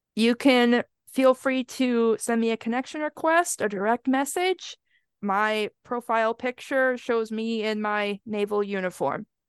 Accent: Wisconsin, United States; I grew up in Wisconsin, so the winters get very, very cold.

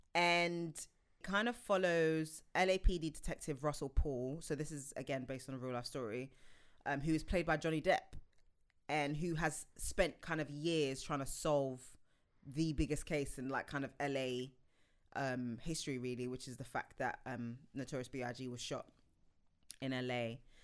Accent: United Kingdom; as a Brit

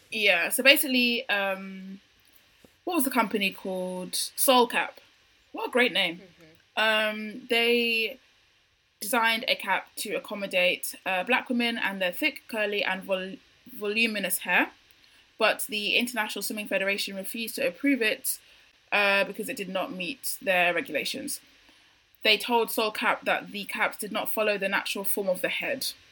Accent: United Kingdom; Britain is involved in that because I literally live here

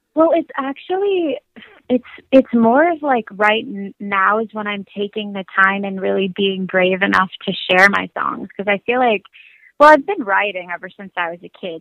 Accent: Southern California, United States; also born or lived in Los Angeles, California; I grew I grew up in in Southern California. First, I was born in LA, and then we moved up to the mountains

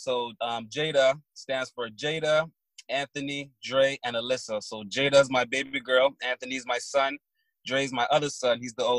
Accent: Barbados; now in Toronto, Canada; No, I was born in Barbados.

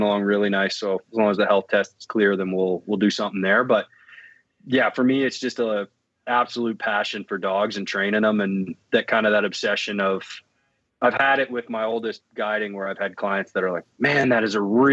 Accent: Canada; also born or lived in Alberta; being a Canadian citizen

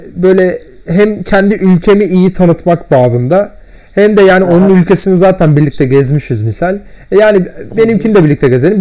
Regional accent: Turkey; ben Türk'üm

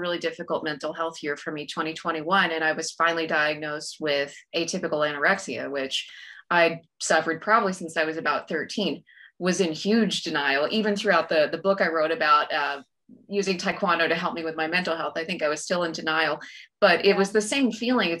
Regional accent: Texas, United States; also born or lived in Fort Worth, Texas; being Texan

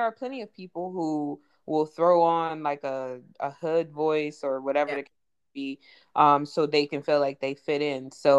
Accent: California, United States; moved away; also born or lived in East Coast; when I came from California to the East Coast, even though we lived on the East Coast, I still talked like a West Coast person. So it was just like, oh my gosh, you talk white. You sound so white.

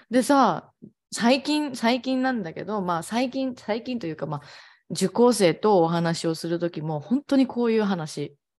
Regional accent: Ehime, Japan; now in Kagawa, Japan; 私の地元は愛媛なんだけど、今は香川に住んでるんだけど

